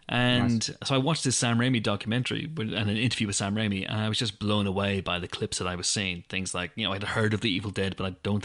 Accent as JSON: {"language": "English", "town": "Banbridge", "region": "Northern Ireland", "country": "United Kingdom", "tie": "born or raised there", "said": "my hometown of Banbridge"}